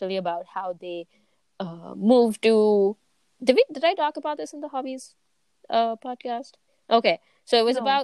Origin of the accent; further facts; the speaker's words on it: Nigeria; moved away; growing up in Nigeria